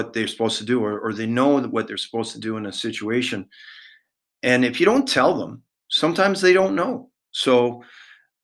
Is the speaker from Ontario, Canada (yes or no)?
yes; Toronto, Ontario, Canada; growing up in Toronto